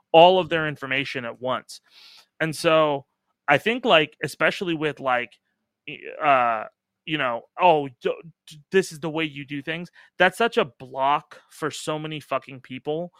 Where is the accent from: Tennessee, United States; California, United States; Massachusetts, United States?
California, United States; Irvine; I grew up in Irvine.